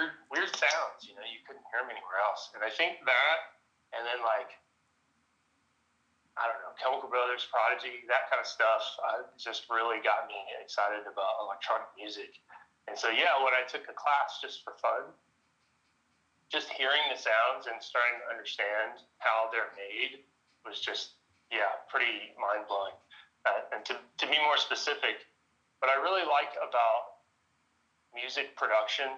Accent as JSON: {"language": "English", "town": "Dallas", "region": "Texas", "country": "United States", "tie": "born or raised there", "said": "I'm from Dallas, Texas. Pretty much been here my whole life"}